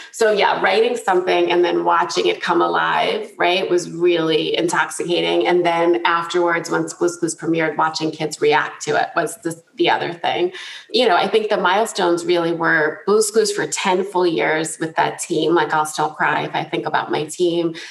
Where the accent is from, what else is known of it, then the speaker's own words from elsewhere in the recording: New Jersey, United States; I grew up in New Jersey, grew up in a loud Italian family